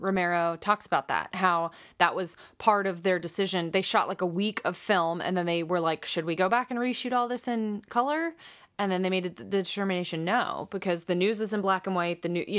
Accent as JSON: {"language": "English", "town": "Pittsburgh", "region": "Pennsylvania", "country": "United States", "tie": "born or raised there", "said": "I got a call to come back and audition for a film in my hometown of Pittsburgh."}